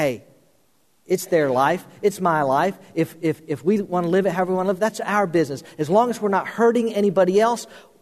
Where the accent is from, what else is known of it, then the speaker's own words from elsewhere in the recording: Florida, United States; the pastor I grew up under in Florida